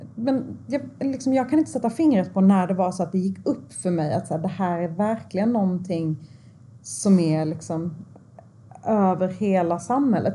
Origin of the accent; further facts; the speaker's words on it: Sweden; jag är född i Sverige. Jag, liksom, jag har gått här eh, på den här skolan i jättemånga år